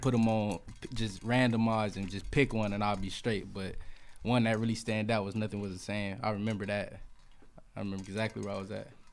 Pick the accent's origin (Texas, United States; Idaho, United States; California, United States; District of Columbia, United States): California, United States; Fresno; I'm from Fresno, but, uh, where I was raised is Butler Park.